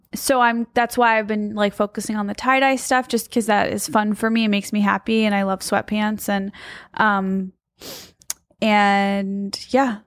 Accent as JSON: {"language": "English", "region": "Midwest", "country": "United States", "said": "I'm from the Midwest"}